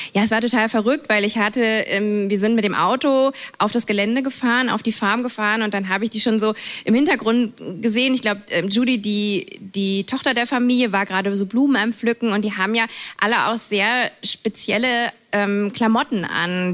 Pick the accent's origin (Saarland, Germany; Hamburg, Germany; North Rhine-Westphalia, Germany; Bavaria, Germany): North Rhine-Westphalia, Germany; near Cologne; ich bin ja in der Nähe von Köln groß geworden